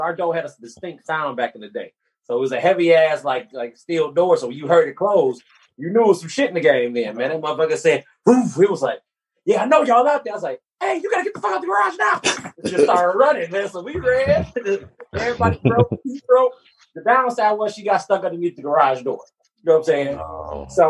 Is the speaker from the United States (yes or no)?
yes; Detroit, Michigan, United States; We're from Detroit.